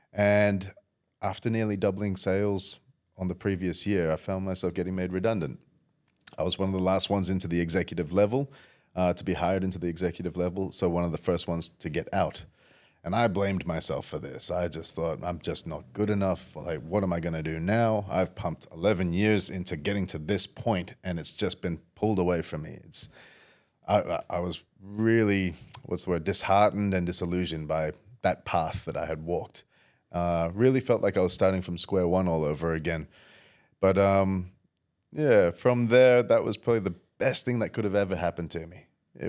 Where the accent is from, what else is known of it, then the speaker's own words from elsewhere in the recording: Indonesia; also born or lived in Saudi Arabia / Perth, Australia; growing up I was fairly privileged living around the world with dad as an expat in Indonesia, and I was born in Saudi Arabia. So we had some pretty luxurious lifestyles until we came to Perth